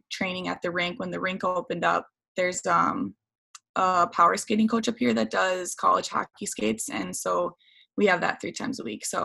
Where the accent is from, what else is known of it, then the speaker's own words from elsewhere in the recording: Lino Lakes, Minnesota, United States; at the beginning of quarantine, yeah, I was staying in um, my hometown, Lino Lakes, and there weren't any ice um, sheets open at all.